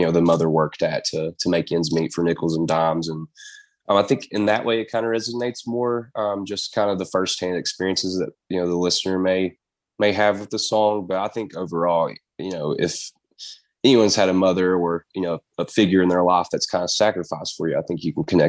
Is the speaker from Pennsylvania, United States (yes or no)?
no; Eastern Kentucky, United States; growing up in Eastern Kentucky, in the Appalachia region